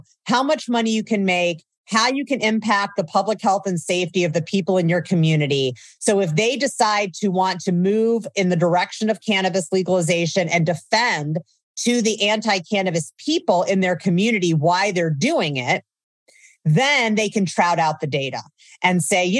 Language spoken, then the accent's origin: English; Midwest, United States; moved away as an adult; So I grew up in the Midwest during the DARE era, started using cannabis as a young adult.